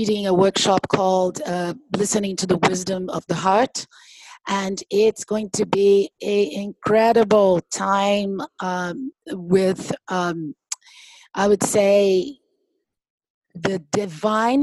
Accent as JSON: {"language": "English", "country": "Brazil", "moved": "yes", "lives_now": "New York City, United States", "said": "I am Brazilian. I came from Brazil."}